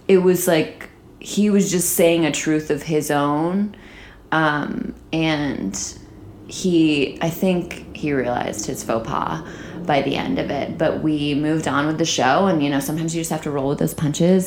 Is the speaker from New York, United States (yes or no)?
yes; Saratoga Springs, New York, United States; now in Los Angeles, United States; the college in my hometown, Skidmore College in Saratoga Springs, New York.